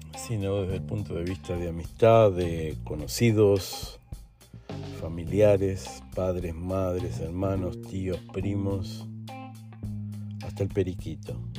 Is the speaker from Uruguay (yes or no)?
yes; Uruguay; also born or lived in Argentina / Brazil; now in Lisbon, Portugal; soy uruguayo, viví en Argentina un tiempito, después viví en Brasil unos cuantos años y ahora estoy aquí en Portugal.